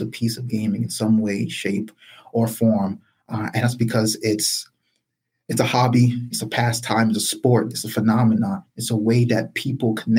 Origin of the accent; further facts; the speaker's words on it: New York City, New York, United States; also born or lived in Brooklyn, New York; Born and raised in the South Bronx. I'm in Brooklyn now